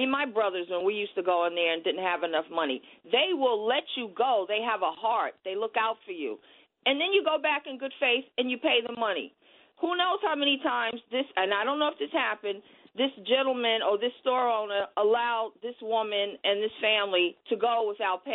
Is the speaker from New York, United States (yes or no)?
yes; New York City, New York, United States; I grew up in Harlem. I still live here.